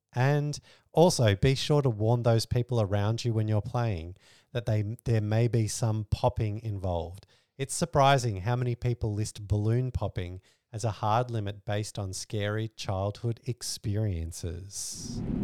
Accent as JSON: {"language": "English", "country": "Australia", "said": "We're Australian"}